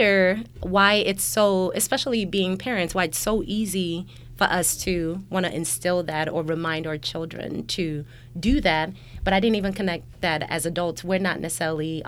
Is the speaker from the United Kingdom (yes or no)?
no; Nigeria; moved away; we're both Nigerian, even coming from Nigeria